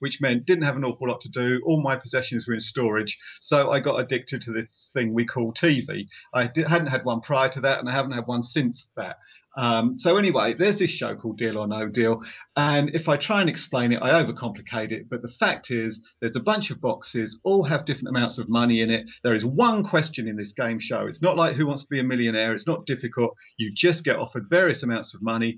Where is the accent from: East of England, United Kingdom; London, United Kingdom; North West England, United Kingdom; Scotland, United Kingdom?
East of England, United Kingdom; Essex; I'm from Essex in England.